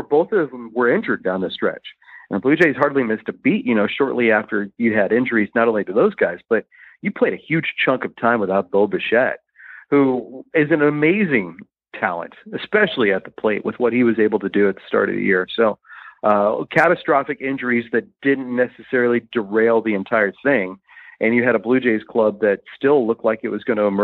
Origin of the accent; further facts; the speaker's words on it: Midwest, United States; also born or lived in New England / Buffalo, New York; now in Florida, United States; growing up in the Midwest and then living in New England. And then obviously the bulk of my career has been spent to this point in Buffalo, New York, where we had a home year round for 12 years.